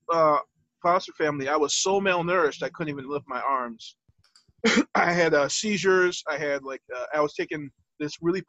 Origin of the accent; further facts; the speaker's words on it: Detroit, Michigan, United States; I was born in Henry Ford Hospital, 1983